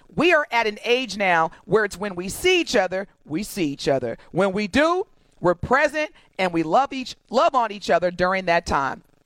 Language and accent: English; Evansville, Indiana, United States; growing up in Evansville